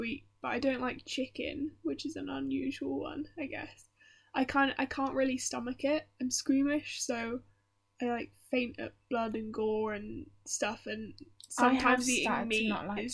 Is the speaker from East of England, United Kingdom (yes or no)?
yes; Cambridge, East of England, United Kingdom; I was born in Cambridge in the UK